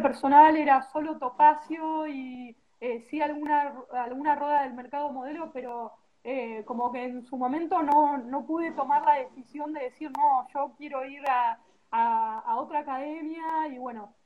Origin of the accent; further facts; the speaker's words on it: Argentina; yo soy de Argentina